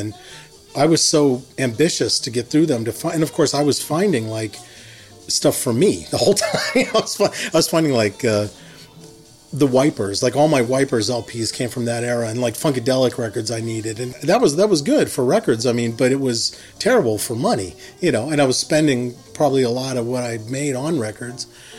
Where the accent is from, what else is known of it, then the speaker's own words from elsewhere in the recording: Herminie, Pennsylvania, United States; I'm from Hermony, Pennsylvania. I lived there for the first 18 years of my life. It's a small coal mining town in western PA. It's about 30 miles outside of Pittsburgh.